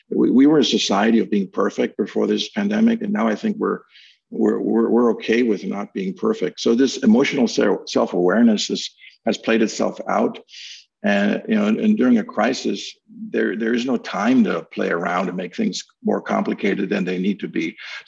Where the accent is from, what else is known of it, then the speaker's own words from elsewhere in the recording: Philadelphia, Pennsylvania, United States; I never thought of myself as really saying that, you know, I'm from Old City, Philadelphia.